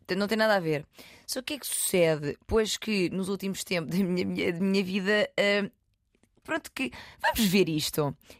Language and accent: Portuguese; Loulé, Algarve, Portugal; moved away; Tive uns diazinhos no Algarve, uhum. em Lolé, na minha terra